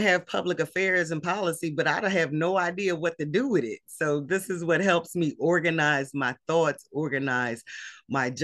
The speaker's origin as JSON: {"language": "English", "town": "Philadelphia", "region": "Pennsylvania", "country": "United States", "tie": "born or raised there", "said": "I'm a Philly native, okay? Born and raised in Philly"}